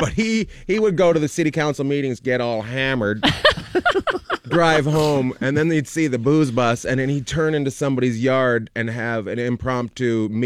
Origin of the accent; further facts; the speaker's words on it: Canada; my mom's Australian, my dad's Canadian. So I grew up in Canada for the most part, but we'd go spend time in Australia.